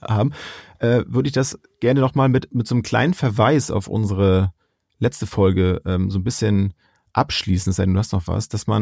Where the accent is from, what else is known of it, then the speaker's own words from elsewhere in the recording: Germany; bei uns in Deutschland